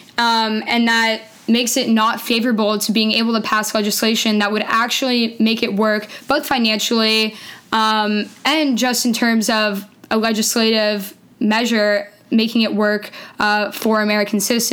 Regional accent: Canada; moved away as an adult; now in United States; I'm Canadian originally

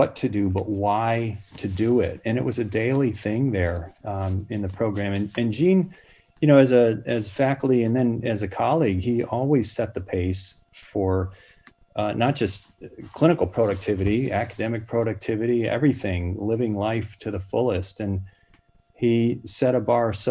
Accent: Buffalo, New York, United States; moved away as an adult; also born or lived in Fort Lauderdale, Florida / North Carolina / Washington, D.C.; now in San Diego, United States; We lived there just a few years before my father's job moved us to Buffalo, New York, kind of the opposite of South Florida. So I grew up there

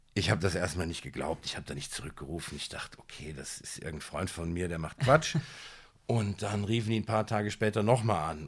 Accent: Siegen, North Rhine-Westphalia, Germany; moved away; also born or lived in Amman, Jordan / Düsseldorf; aufgewachsen in Siegen

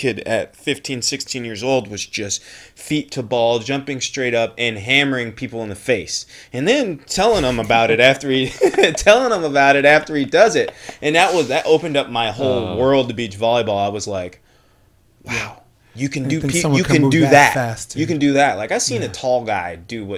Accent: Flint, Michigan, United States; I'm from Flint, Michigan

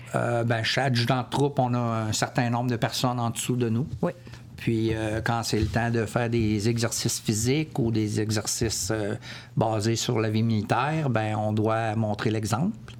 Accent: Quebec, Canada; moved away as an adult; also born or lived in Comox, British Columbia / Ottawa; Je suis originaire de Québec.

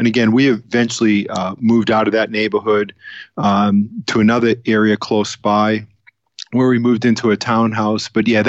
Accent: Boston, Massachusetts, United States; now in Southern California, United States; I was born in Boston, Massachusetts. I was actually born in the city and grew up there.

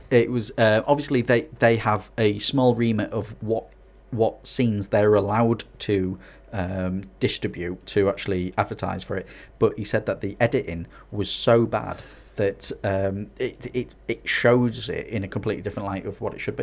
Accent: Hartlepool, North East England, United Kingdom; also born or lived in Scarborough; now in Middlesbrough, United Kingdom; I'm actually from Harley Pool.

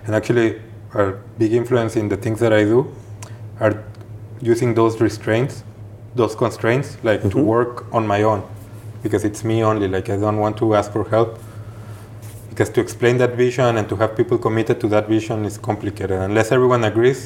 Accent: Guadalajara, Jalisco, Mexico; moved away as an adult; now in Geneva, Switzerland; I'm from Guadalajara

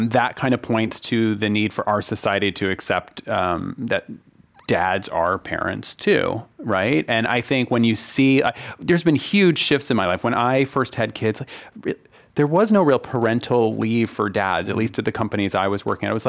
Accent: Northeast, United States; moved away; I was brought up in the Northeast

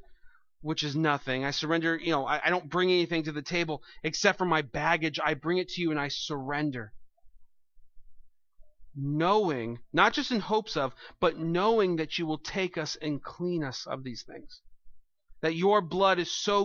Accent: United States; I'm an American

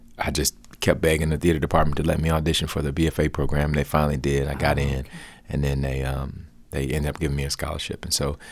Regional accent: Bessemer, Alabama, United States; where I grew up in Alabama was a town called Bessemer, which is... south of the city of Birmingham

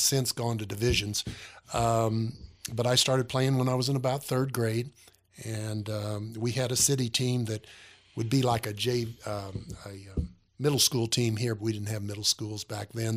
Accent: Centralia, Illinois, United States; moved away; Centralia is a city of about twelve thousand. When I grew up, it's about fourteen thousand now.

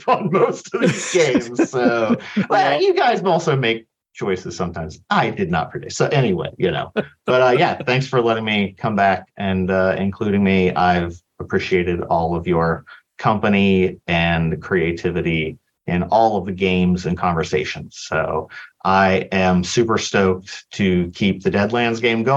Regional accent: West Virginia, United States; I'm from West Virginia

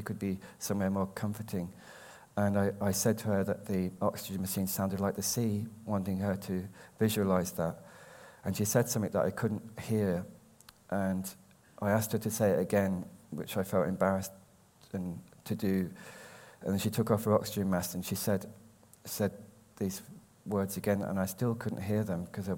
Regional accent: Birmingham, West Midlands, United Kingdom; now in Shipley, United Kingdom; I was born in Birmingham

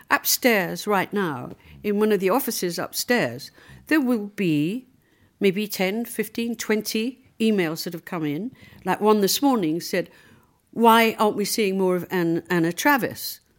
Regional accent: Liverpool, North West England, United Kingdom; Well, the reality was, you know, I came from Liverpool. I was short with red hair.

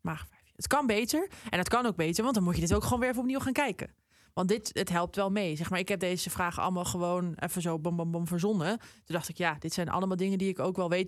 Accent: Amsterdam, North Holland, Netherlands; moved away; Ik, ik ben zelf een Amsterdammer. Ik woon er nu helaas niet meer.

